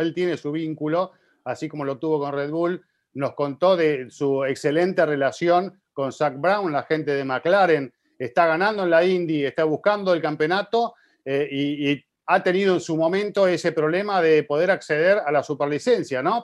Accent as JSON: {"language": "Spanish", "town": "Santo Domingo", "country": "Dominican Republic", "said": "soy de República Dominicana, Santo Domingo"}